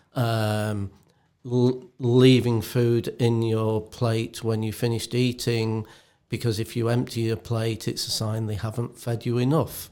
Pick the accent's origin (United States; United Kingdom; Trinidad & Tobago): United Kingdom; England; being English as we are